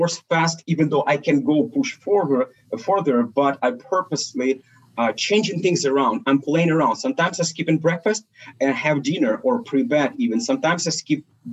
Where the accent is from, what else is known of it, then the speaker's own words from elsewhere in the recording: Ukraine; also born or lived in Soviet Union; I was born in Soviet Union and we're Russian family, which is my parents. We've been immigrated to Ukraine and that Soviet Union collapsed. So that's basically where we I've been growing up and currently located